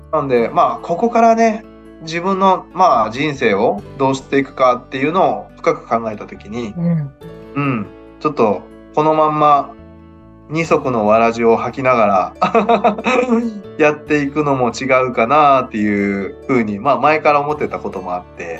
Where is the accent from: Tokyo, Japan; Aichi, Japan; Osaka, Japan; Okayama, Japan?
Okayama, Japan; 地元岡山